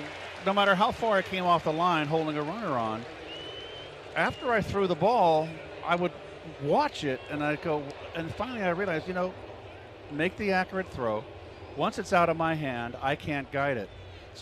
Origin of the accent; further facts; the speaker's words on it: St. Louis, Missouri, United States; And to be honest with you, I came from St. Louis, where there was just the Globe Democrat and the Post-Dispatch, the morning and afternoon paper